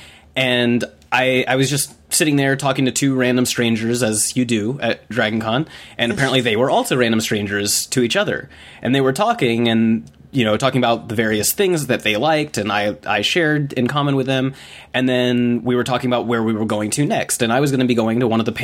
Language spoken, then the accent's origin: English; Atlanta, Georgia, United States; I grew up here. I grew up in Atlanta, Georgia